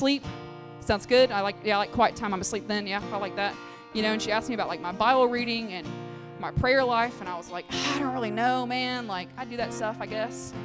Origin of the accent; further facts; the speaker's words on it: Alabama, United States; we grew up in Alabama, like, you're supposed to go to church